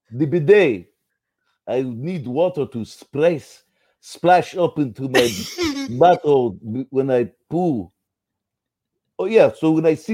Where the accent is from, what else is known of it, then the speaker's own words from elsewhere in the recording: Mississippi, United States; I'm from Mississippi.